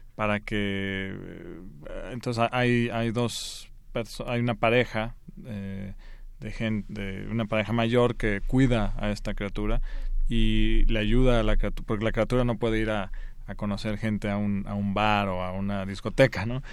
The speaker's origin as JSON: {"language": "Spanish", "region": "Guanajuato", "country": "Mexico", "tie": "born or raised there", "also_born_or_lived": "Spain", "said": "yo nací en España, y regresé los, al año o algo así, y crecí ahí en Guanajuato, entonces es de donde soy"}